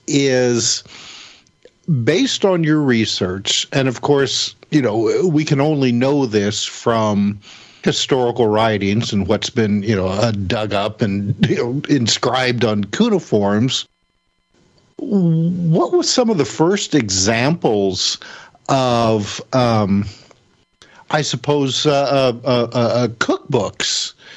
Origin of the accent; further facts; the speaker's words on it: Midwest, United States; being a Midwesterner